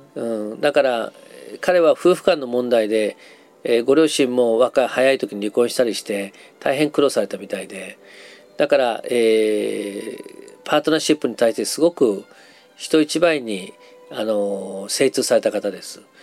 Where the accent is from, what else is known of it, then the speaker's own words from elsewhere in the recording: Nagasaki, Japan; 長崎出身なので